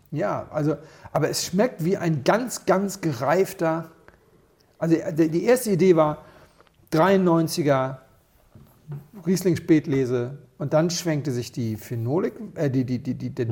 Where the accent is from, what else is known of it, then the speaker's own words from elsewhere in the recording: Rías Baixas, Galicia, Spain; moved away; das ist ja eigentlich meine Heimat.